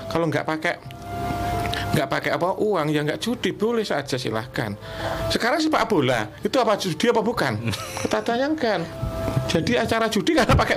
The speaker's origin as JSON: {"language": "Indonesian", "town": "Madiun", "region": "East Java", "country": "Indonesia", "said": "mengungkapkan tentang tradisi-tradisi lokal mm-hmm. yang ada di masyarakat Madiun khususnya di sekitar daerah saya"}